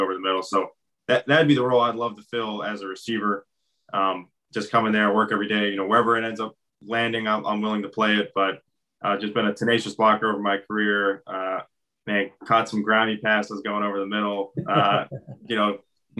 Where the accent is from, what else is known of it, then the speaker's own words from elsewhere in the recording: Pittsburgh, Pennsylvania, United States; moved away; also born or lived in Florida; I come from Pittsburgh